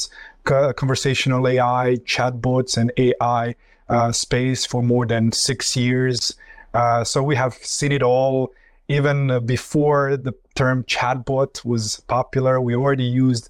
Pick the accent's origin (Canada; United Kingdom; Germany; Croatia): Croatia; moved away; also born or lived in Florida, United States / New York, United States; So originally, I come from Croatia. I came to the United States, graduated from the University in Florida, and then moved to New York